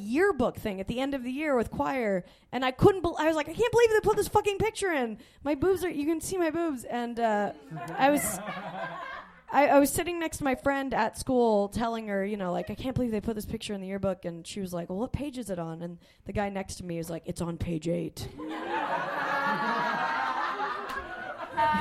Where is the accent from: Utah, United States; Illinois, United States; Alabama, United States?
Utah, United States; Salt Lake City; I grew up in Salt Lake City